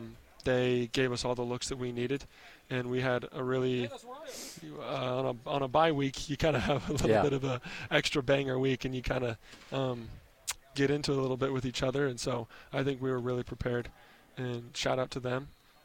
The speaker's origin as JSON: {"language": "English", "town": "Nyssa", "region": "Oregon", "country": "United States", "tie": "born there", "said": "I was born in Nyssa, Oregon, which is about 45 minutes away from here."}